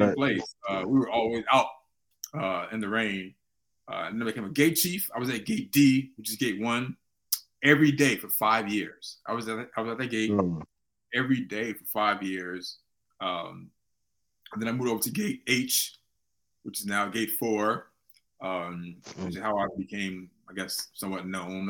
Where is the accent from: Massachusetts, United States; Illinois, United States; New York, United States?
Illinois, United States; Chicago; I was from the West Side.